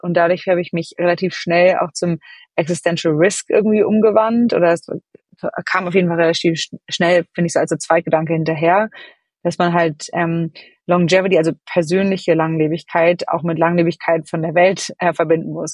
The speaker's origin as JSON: {"language": "German", "region": "Hamburg", "country": "Germany", "tie": "born or raised there", "also_born_or_lived": "London", "moved": "as an adult", "lives_now": "San Francisco, United States", "said": "ich selber bin aus Ham in Hamburg groß geworden"}